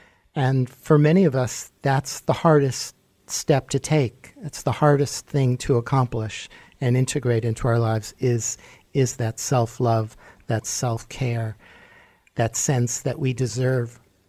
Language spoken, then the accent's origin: English; New York City, New York, United States; I grew up in Manhattan, so I was exposed to a lot.